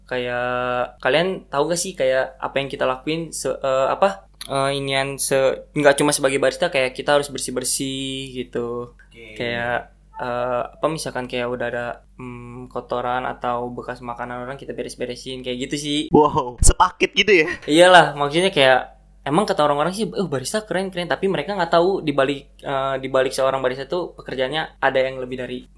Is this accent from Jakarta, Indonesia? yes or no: yes; Jakarta, Indonesia; born there; Gue lahir di Jakarta dan gue sekarang sebagai barista di salah satu kopi Bogor.